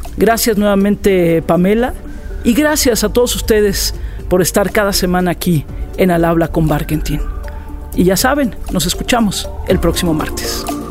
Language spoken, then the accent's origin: Spanish; Mexico; en mi país, en México